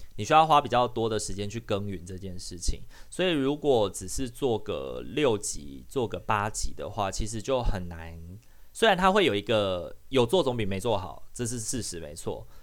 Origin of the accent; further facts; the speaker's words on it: Taiwan; accent: Taiwanese Hokkien; first language Taiwanese Hokkien; Chinese is a second language; 像我跟阿明的母语，我们的认同就是闽南语，就台语